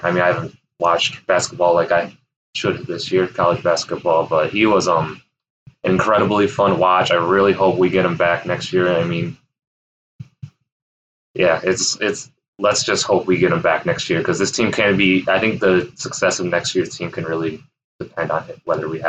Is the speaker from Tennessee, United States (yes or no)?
no; Grand Rapids, Michigan, United States; Like Jordan, I'm also from Grand Rapids